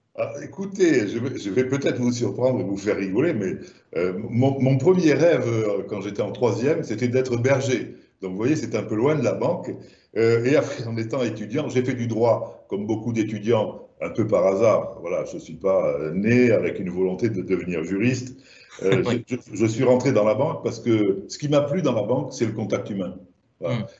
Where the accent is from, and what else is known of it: Languedoc, Occitania, France; accent: southern French; moved away